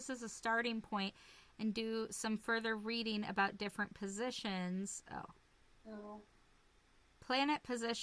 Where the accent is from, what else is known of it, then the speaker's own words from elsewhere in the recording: Lincoln, Nebraska, United States; I was born in Lincoln, Nebraska